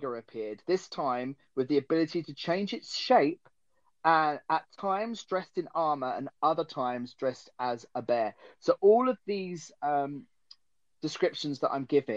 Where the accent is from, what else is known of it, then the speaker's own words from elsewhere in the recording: England, United Kingdom; I, as an Englishman